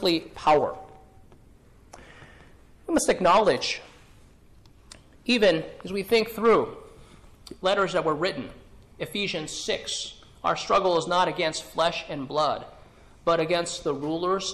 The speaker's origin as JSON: {"language": "English", "region": "California", "country": "United States", "tie": "born or raised there", "said": "when I grew up in California"}